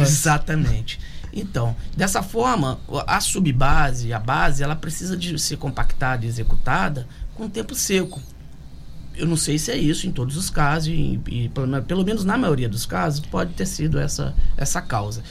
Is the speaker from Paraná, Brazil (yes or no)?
no; Volta Redonda, Rio de Janeiro, Brazil; moved away as an adult; now in Angra dos Reis, Brazil; Eu sou de Volta Redonda, é, estou aqui no município desde 2007